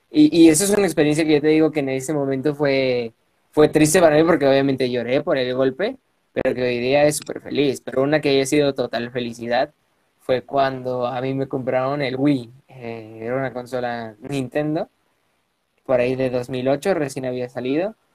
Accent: Puebla, Mexico; Yo nací y resido en Puebla de Zaragoza, a dos horas de la capital, acá en, la bella Puebla

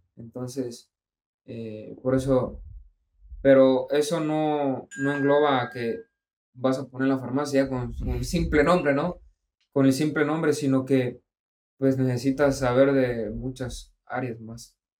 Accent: Mexico; así somos los mexicanos

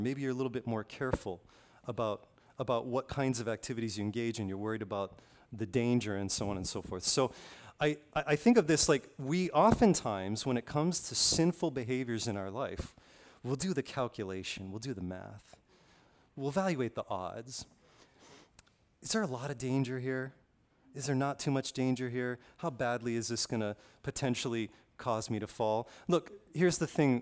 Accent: Kailua-Kona, Hawaii, United States; I grew up on the Big Island, uh, p, specifically on the west side of the Big Island, Kailua-Kona

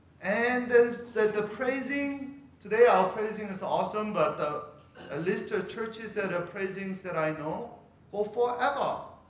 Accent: California, United States; because I'm from Northern California. I'm a Bay Area guy.

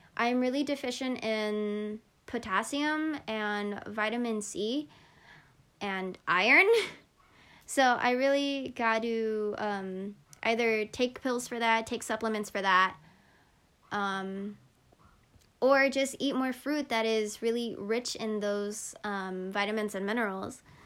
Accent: Philippines; I'm Filipino

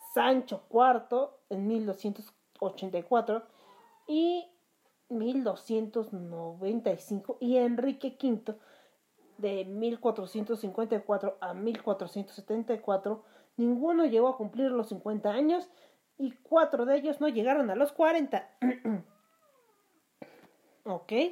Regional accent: Mexico; ofende mis raíces como mexicana

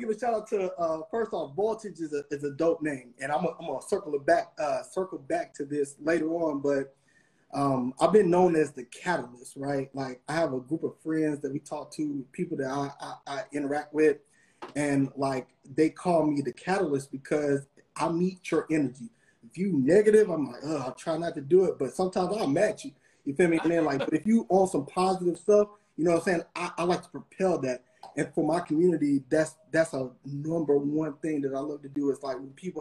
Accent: Atlanta, Georgia, United States; also born or lived in Kentucky / Savannah; Born in Kentucky, raised in Atlanta

